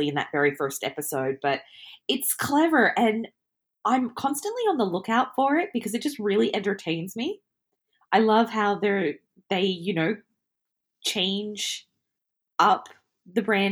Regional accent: Australia; me being an Australian

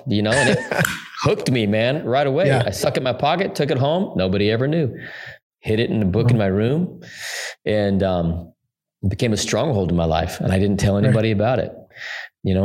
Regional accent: Salt Lake City, Utah, United States; I was born and raised in Salt Lake City, Utah

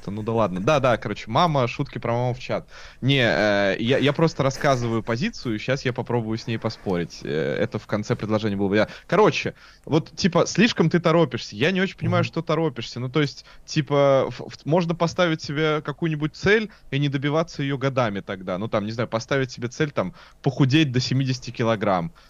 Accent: Gorelovo, Saint Petersburg, Russia; я такой петербуржец, который вырос на окраине, я вырос в Горелово.

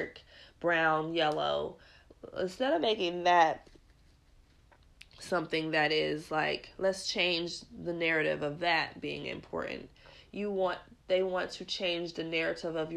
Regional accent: United States; I'm just an American because this is where I was born

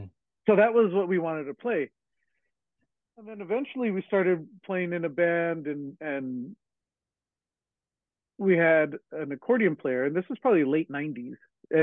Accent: Hacienda Heights, California, United States; we grew up in Hacienda Heights, and it was a very, it was a good place to grow up, but it was a very assimilated

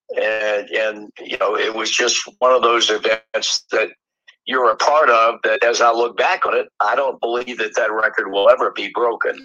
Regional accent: Portsmouth, Virginia, United States; moved away; I was born and raised in Portsmouth and went to school there

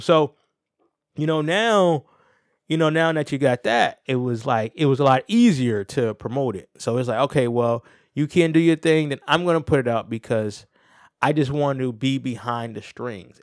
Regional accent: New Haven, Connecticut, United States; I'm from New Haven

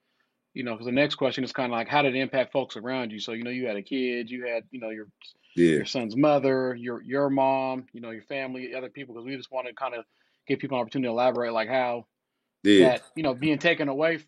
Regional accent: the South, United States; for me growing up in the South, some of the core values, you know, was like respect, trust, accountability

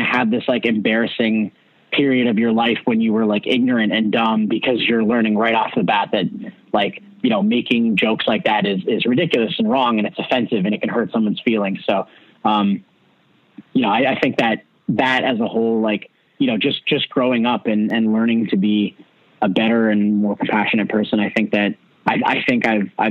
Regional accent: Hamilton, Ontario, Canada; growing up in Hamilton

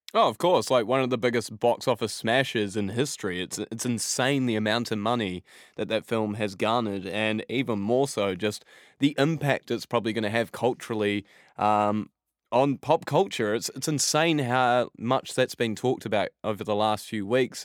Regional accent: Christchurch, Canterbury, New Zealand; now in England; my hometown of, uh, Christchurch in New Zealand

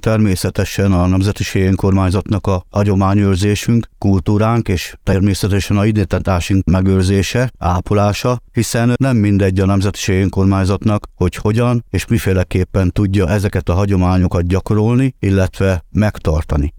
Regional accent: Hungary; mi magyarok vagyunk, és rom nemzetiség

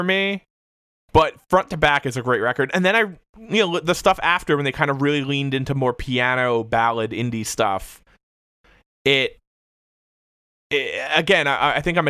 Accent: Hamilton, New Jersey, United States; I grew up in New Jersey.

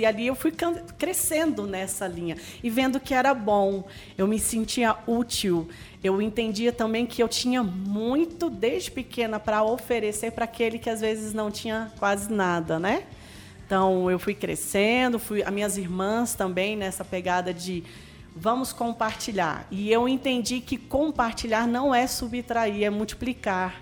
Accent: Brasília, Federal District, Brazil; born or raised there; moved away as an adult; now in Anápolis, Brazil

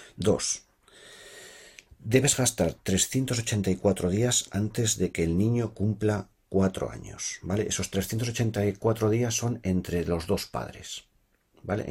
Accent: Spain; moved away as an adult; now in Sweden

